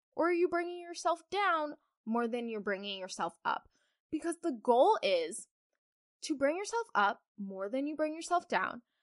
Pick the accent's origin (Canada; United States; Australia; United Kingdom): United States; Kentucky; I'm from Kentucky, guys. I'm a farm girl.